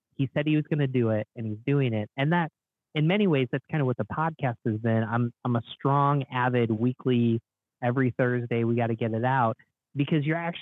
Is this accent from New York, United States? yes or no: yes; Binghamton, New York, United States; now in Rochester, United States; I grew up in Binghamton, New York, which is kind of on the border of Pennsylvania